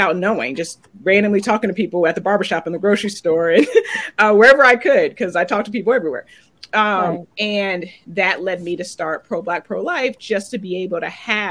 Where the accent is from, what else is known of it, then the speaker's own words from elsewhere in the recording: Oberlin, Ohio, United States; moved away; I'm originally from Oberlin, Ohio, where the college is. And I grew up just with this bubble.